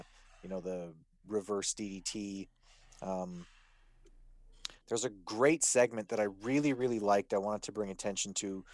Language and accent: English; Canada; being a Canadian